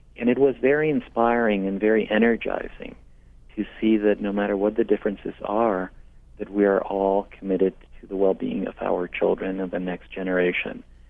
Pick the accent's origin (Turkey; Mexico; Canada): Mexico; also born or lived in Portland, Maine; now in United States; I hail from Mexico, and I've been a citizen now for close to 20 years.